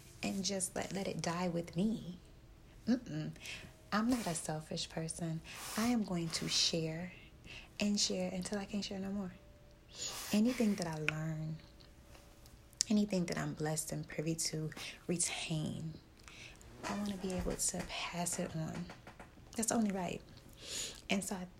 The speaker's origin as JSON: {"language": "English", "town": "Detroit", "region": "Michigan", "country": "United States", "moved": "yes"}